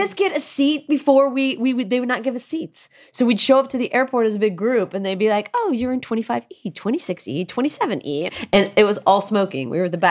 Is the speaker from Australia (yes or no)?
no; California, United States; Well, I grew up in Southern California